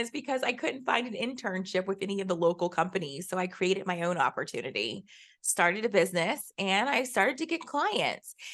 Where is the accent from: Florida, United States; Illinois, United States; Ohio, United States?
Florida, United States; Jacksonville; I went right here to University of Central Florida. I came from Jacksonville.